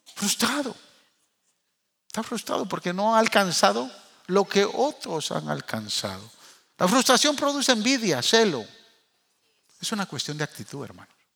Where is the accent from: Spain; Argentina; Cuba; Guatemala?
Guatemala; moved away; also born or lived in New York; los que somos chapines y amamos nuestra tierra